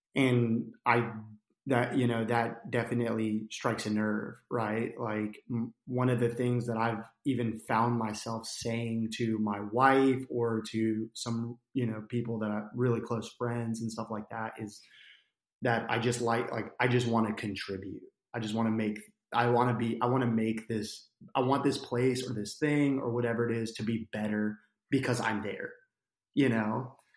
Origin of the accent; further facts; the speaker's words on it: New Jersey, United States; moved away as an adult; also born or lived in Arkansas; now in Conway, United States; I grew up in New Jersey, um, to a single mom